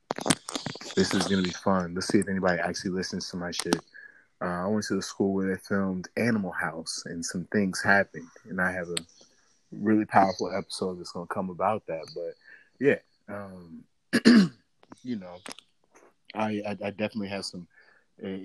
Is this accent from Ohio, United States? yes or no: no; St. Louis, Missouri, United States; now in Washington, D.C., United States; I'm originally from St. Louis, Missouri